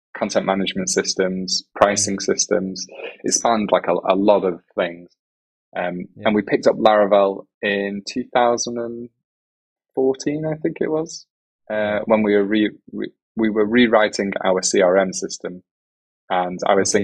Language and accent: English; England, United Kingdom; accent: British English; first language English; I'm English from United Kingdom, so it's British English